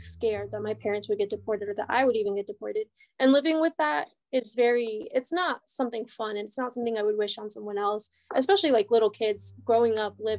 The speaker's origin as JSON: {"language": "English", "country": "United States", "tie": "born there", "said": "So they would tell me not to tell people I was born in Mexico, even though I thought that was like super cool"}